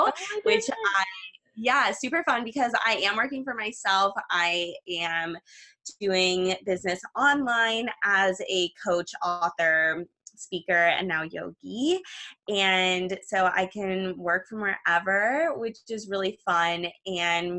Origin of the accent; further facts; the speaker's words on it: Los Angeles, California, United States; I'm from Los Angeles, California